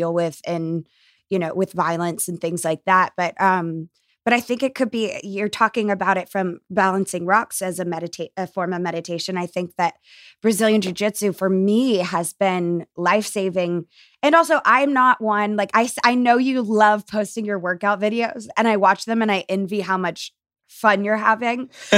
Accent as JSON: {"language": "English", "region": "the South", "country": "United States", "tie": "born or raised there", "said": "a lot of the beliefs that were forced onto me as a kid growing up in the South were actually more harmful to me as an adult."}